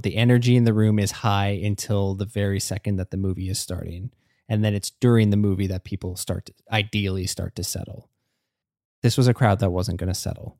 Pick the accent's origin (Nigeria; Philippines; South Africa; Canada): Canada; as a Canadian